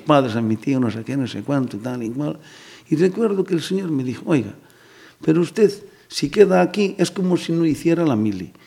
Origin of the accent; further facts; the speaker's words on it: Sil, Galicia, Spain; yo soy de Sil, mi mujer es de San Sencho